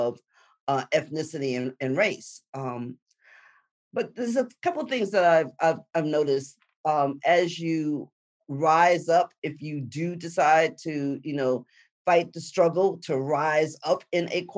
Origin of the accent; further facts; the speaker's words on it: New York City, New York, United States; moved away; I'm a girl from the Bronx